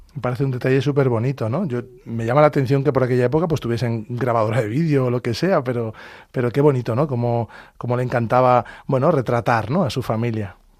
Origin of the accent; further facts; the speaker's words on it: Talavera de la Reina, Castilla-La Mancha, Spain; Nacimos y vivimos en Talavera de la Reina, provincia de Toledo.